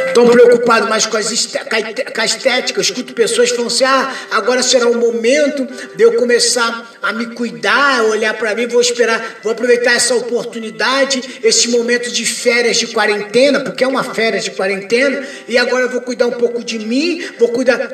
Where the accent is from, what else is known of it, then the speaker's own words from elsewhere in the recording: Brazil; eu sou cidadão brasileiro